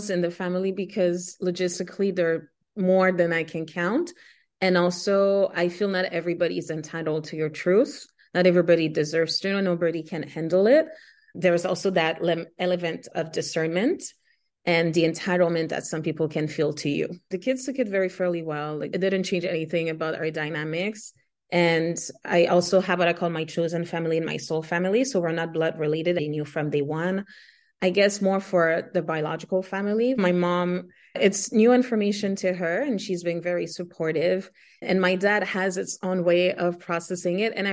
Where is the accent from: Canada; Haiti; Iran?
Haiti; first language Haitian Creole; English is a second language; my native Afro indigenous language is Haitian Creole, second is French, and then third English. I grew up around Spanish as well because when my parents were fleeing the country, they lived in Dominican Republic as well.